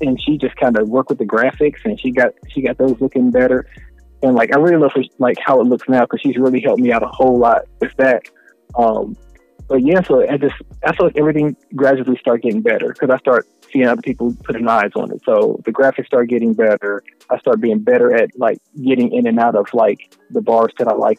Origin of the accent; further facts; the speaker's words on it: Cincinnati, Ohio, United States; also born or lived in Spartanburg, South Carolina; now in Dallas, United States; I grew up there in Cincinnati, ended up being down in Spartanburg, South Carolina, back up to Cincinnati. Now I'm in North Dallas